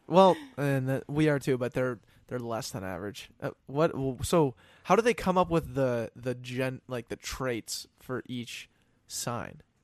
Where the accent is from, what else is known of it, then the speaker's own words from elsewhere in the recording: Denver, Colorado, United States; moved away as an adult; now in Minnesota, United States; I'm from Denver originally